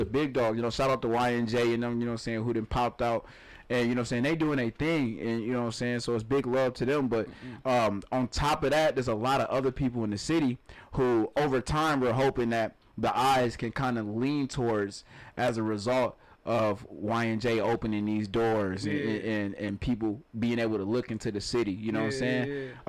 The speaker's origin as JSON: {"language": "English", "town": "Flint", "region": "Michigan", "country": "United States", "said": "and I'm from Flint, right?"}